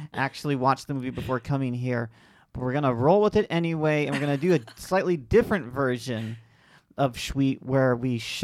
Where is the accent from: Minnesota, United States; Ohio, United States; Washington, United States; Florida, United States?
Florida, United States; Lakeland; my hometown of Lakeland, Florida